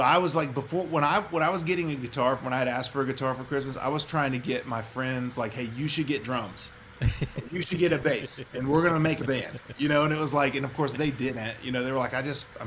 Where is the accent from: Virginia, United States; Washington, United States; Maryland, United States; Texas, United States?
Texas, United States; moved away as an adult; also born or lived in Nashville; growing up in Texas